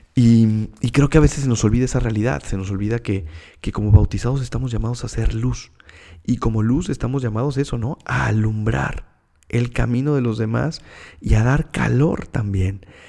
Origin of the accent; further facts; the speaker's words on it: Mexico City, Mexico; moved away as an adult; also born or lived in Monterrey, Mexico; now in Hermosillo, Mexico; Soy de la Ciudad de México